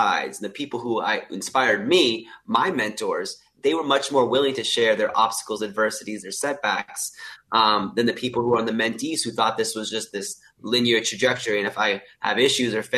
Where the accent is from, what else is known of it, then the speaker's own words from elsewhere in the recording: Canada; moved away as an adult; now in Sydney, Australia; I'm originally from Canada. If you can tell, I don't have an Australian accent. I moved to Australia January 2020 to start medical school at the University of Sydney.